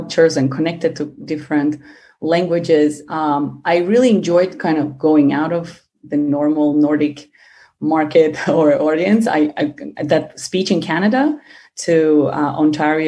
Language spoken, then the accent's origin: English; Uzbekistan; moved away; also born or lived in Denmark / Finland; being born and raised in Uzbekistan